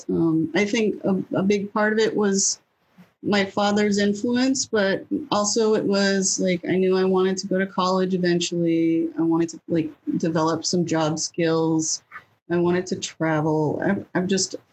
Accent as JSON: {"language": "English", "town": "Nashua", "region": "New Hampshire", "country": "United States", "tie": "born or raised there", "also_born_or_lived": "California / Manchester, New Hampshire", "said": "I was born in California. And I lived in a couple of different states before we settled in New Hampshire when I was a kid. But I mostly grew up in Nashua."}